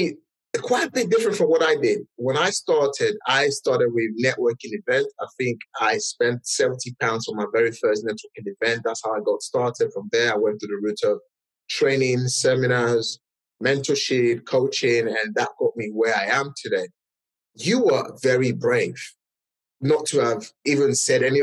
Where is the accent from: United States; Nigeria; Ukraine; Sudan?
Nigeria; English is a second language; moved away as an adult; now in United Kingdom; I'm a Nigerian as well. English is not my first language. I immigrated to this country just about 17 years ago.